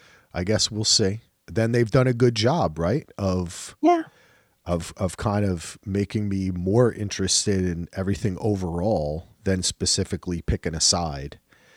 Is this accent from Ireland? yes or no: yes; Ireland; I'm Irish. We don't like kings and queens.